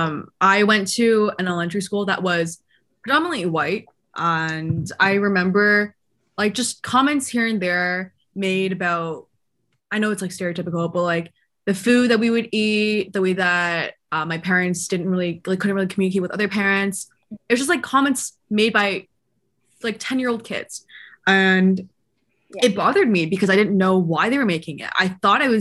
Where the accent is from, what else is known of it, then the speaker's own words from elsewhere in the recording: Canada; I was born in Canada. I grew up here.